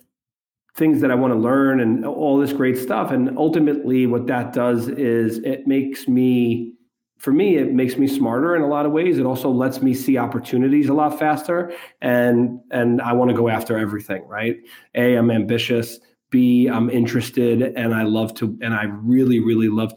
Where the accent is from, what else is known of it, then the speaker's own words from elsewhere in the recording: New York City, New York, United States; I'm from New York City, grew up son of an immigrant